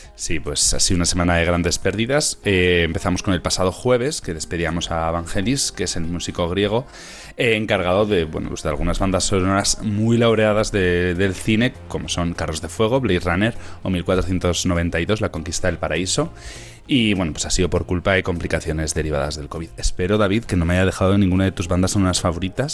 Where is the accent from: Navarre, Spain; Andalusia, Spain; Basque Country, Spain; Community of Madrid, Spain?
Navarre, Spain; Tafalla; esta actriz es de mi pueblo